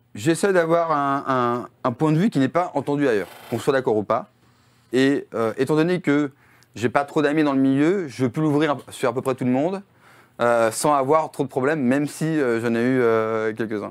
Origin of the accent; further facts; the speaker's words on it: France; Quand on est français